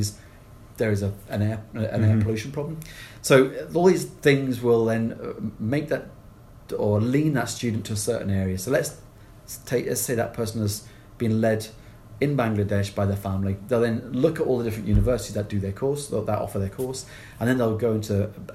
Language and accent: English; England, United Kingdom; now in Glasgow, United Kingdom; I can't help being English